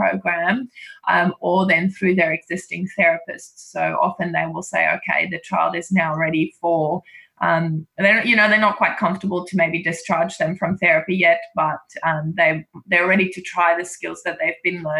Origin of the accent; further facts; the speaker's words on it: South Africa; moved away; I'm actually South African, so I you know, I grew up with rugby in a different way